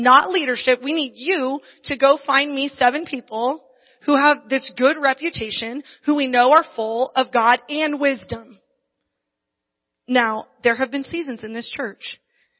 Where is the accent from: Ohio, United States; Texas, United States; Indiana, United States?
Indiana, United States; now in Barstow, United States; I grew up in Indiana